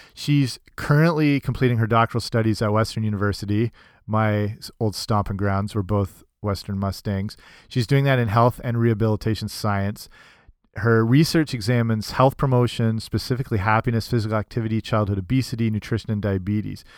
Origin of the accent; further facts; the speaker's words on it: London, Ontario, Canada; I'm from London, Ontario, Canada